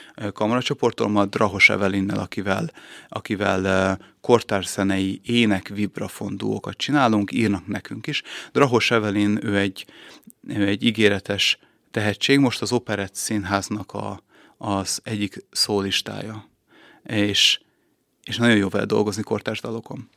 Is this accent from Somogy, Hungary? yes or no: no; Budapest, Hungary; moved away as an adult; also born or lived in Szeged / Vác; now in Békéscsaba, Hungary; Én Pesten születtem